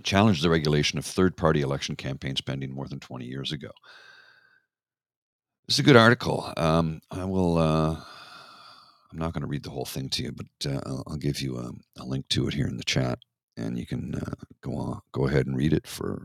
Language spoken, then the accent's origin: English; Canada; I'm Canadian.